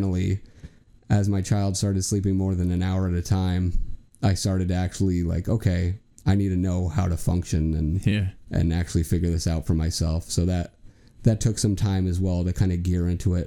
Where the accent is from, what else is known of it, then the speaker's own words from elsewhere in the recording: New Jersey, United States; moved away as an adult; now in Iowa, United States; we're from New Jersey originally, and we moved out to Iowa completely